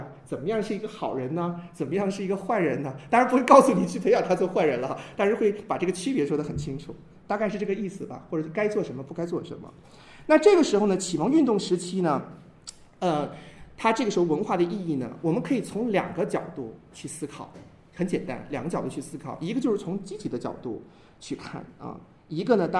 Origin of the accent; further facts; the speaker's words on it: China; 我们中国人其实特别喜欢一说到文化，说到我们中国文化